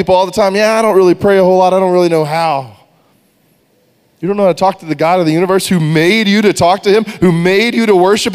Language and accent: English; Texas, United States; We grew up in Texas